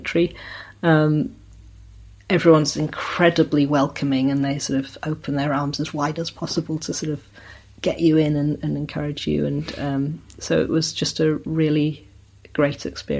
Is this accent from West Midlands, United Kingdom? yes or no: no; South Devon, South West England, United Kingdom; also born or lived in Sheffield, South Yorkshire; now in Somerset, United Kingdom; I was born in Sheffield, which is in South Yorkshire, and grew up in South Devon. But living in Somerset now